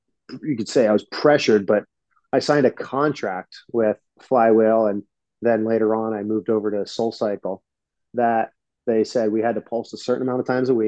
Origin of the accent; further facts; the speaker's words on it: Philadelphia, Pennsylvania, United States; moved away as an adult; also born or lived in Atlanta / New York City; I'm from Philly. It's only an hour and a half away.